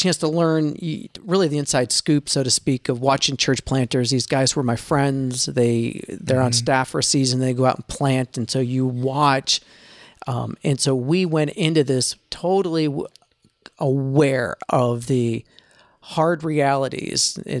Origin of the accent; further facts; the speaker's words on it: East Coast, United States; moved away as an adult; also born or lived in Easton, Maryland / north of Boston; That's a town in Maryland called Easton. Yeah. Okay. So we're from the East Coast.